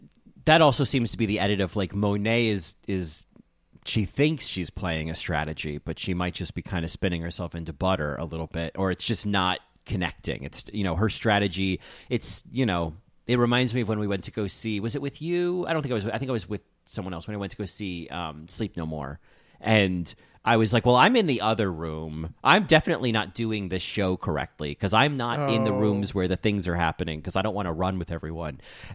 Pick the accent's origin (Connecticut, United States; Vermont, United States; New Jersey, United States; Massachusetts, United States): New Jersey, United States; Rahway; I'm from Rahway